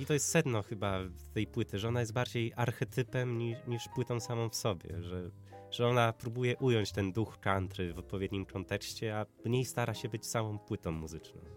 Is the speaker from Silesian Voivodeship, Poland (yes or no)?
no; Widawa, Łódź Voivodeship, Poland; also born or lived in Zduńska Wola; Widawa, tam, tam skąd pochodzę, to jest wieś, a ma 2000. tysiące.